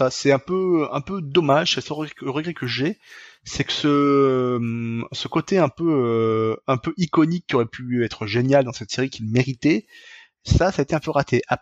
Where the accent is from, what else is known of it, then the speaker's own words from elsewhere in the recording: France; Alors après, quand on est français, on capte très vite que la maison des parents n'est pas en Bretagne, mais en Ile-de-France.